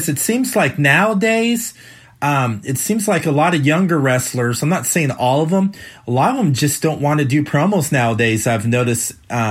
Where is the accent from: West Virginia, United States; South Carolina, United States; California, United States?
California, United States; I grew up in California